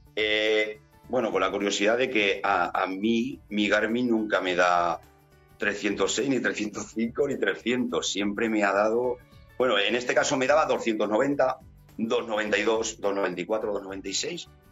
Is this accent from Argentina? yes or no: no; Utiel, Valencian Community, Spain; en mi pueblo y en el puerto de mi pueblo, que es el Negrete